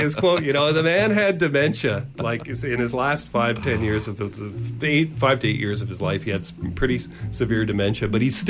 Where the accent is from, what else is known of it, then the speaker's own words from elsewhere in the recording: Montreal, Quebec, Canada; Yeah, I grew up in Montreal